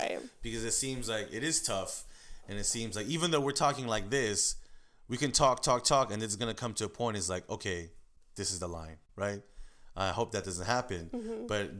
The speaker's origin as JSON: {"language": "English", "country": "United States", "tie": "born or raised there", "said": "And actually living in Koreatown, because that's my hometown. That's my backyard."}